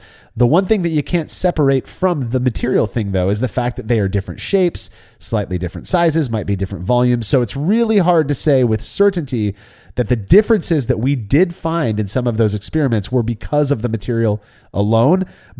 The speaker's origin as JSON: {"language": "English", "town": "Seattle", "region": "Washington", "country": "United States", "moved": "yes", "said": "Hey, I'm from Seattle."}